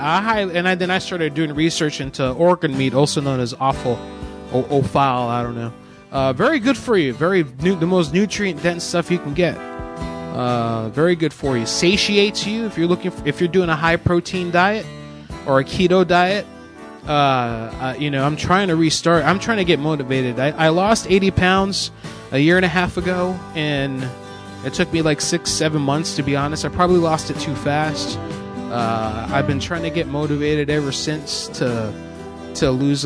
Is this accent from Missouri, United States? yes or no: no; Florida, United States; moved away as an adult; now in Pennsylvania, United States; I'm from Florida. I just moved up here to PA in the last five years. I'm from the South